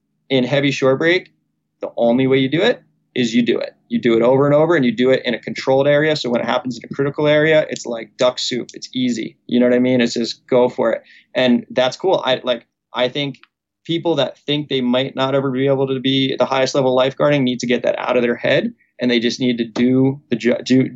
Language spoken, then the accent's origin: English; Manasquan, New Jersey, United States; moved away as an adult; also born or lived in Neptune, New Jersey; now in Oahu, United States; I am a local from Manasquan, New Jersey